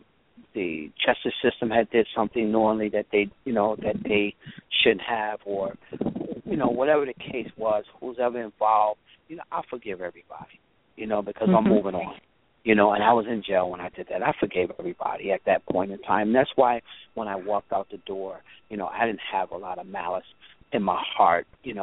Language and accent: English; Hartford, Connecticut, United States; Growing up in Hartford, was difficult at first